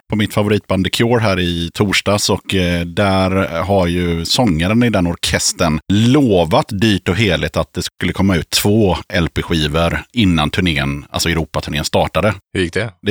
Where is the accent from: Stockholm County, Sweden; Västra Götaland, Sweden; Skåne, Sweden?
Västra Götaland, Sweden; Mölnlycke; Vi är alla från Mönlycke